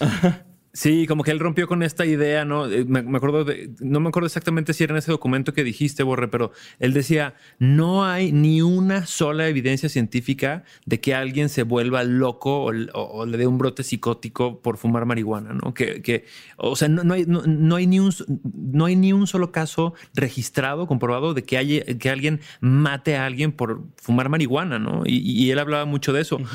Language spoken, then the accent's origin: Spanish; Mexico; Es como mexicanos